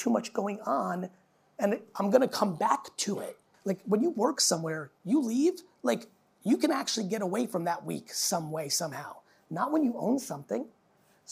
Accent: New Jersey, United States; also born or lived in Soviet Union; I grew up outside in the 80s in New Jersey

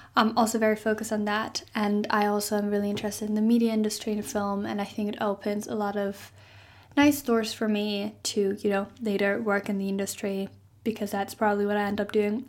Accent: Germany; moved away as an adult; I'm maybe ending up moving back to Germany

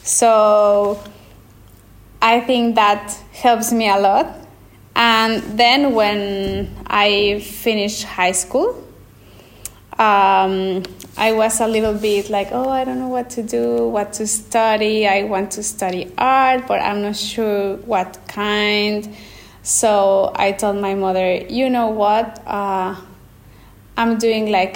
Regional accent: Querétaro, Mexico; English is a second language; moved away as an adult; also born or lived in Mexico City; now in Florence, Italy; I was born in Mexico City, but I was raised in Querétaro

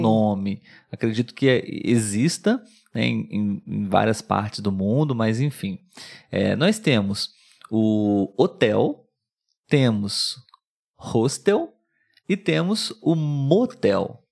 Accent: Brazil; Nós somos brasileiros, vivemos no Brasil e falamos português

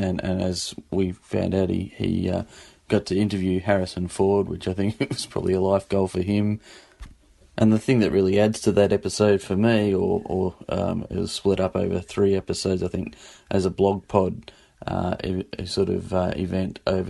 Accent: Sydney, New South Wales, Australia; I'm from Sydney, Australia.

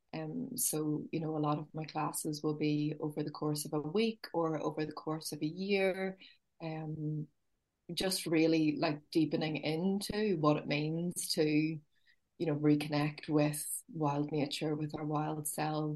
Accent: Belfast, County Down, Northern Ireland, United Kingdom; I was born in Belfast, and I was born in the city, and then my mum would have always had a close relationship with nature and always wanted to get us out. And then we moved to a town in County Down, for most of my teenage years

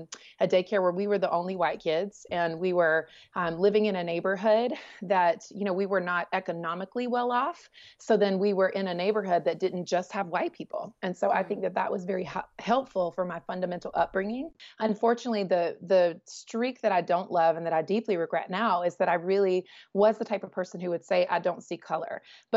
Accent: Southeast, United States; You know, growing up in the Southeast, you could sort of, if you're not from the South, you could sort of identify that, like, you know, this is like potentially redneck country.

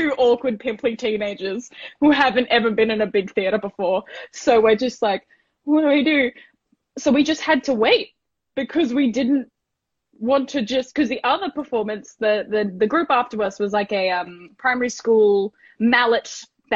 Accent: Gold Coast, Queensland, Australia; I grew up on the Gold Coast as well

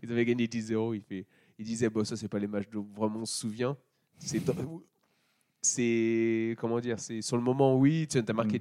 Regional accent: France; je suis français

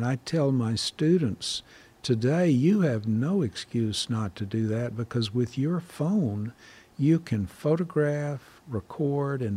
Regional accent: the American South, United States; moved away; also born or lived in Ireland; I felt I was an expatriate from the South

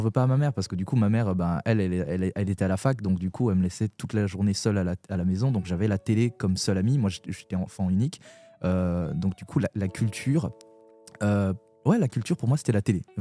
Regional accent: Burundi; à l'adolescence, comme je suis retourné au Burundi, mon pays d'origine

